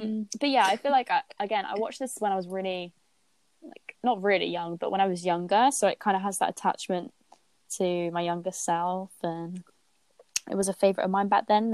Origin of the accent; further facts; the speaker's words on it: United Kingdom; also born or lived in Billericay, East of England / Barry Island, Wales; I grew up near Billericay and also near Barry Island